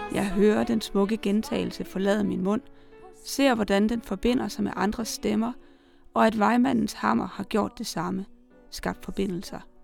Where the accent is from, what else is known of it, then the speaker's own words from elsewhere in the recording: Salling, Central Denmark Region, Denmark; Jeppe Åkær er min hjemmeegns digter